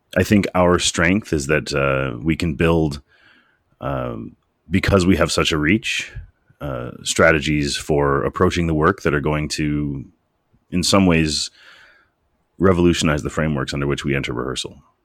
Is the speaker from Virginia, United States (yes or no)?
no; Cleveland, Ohio, United States; moved away as an adult; also born or lived in Chicago, Illinois; now in Canada; I grew up in Cleveland, Ohio, and I lived for a long time in Chicago, Illinois